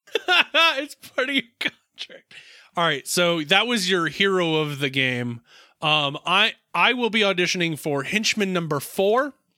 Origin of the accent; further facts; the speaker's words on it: Blacksburg, Virginia, United States; my hometown of Blacksburg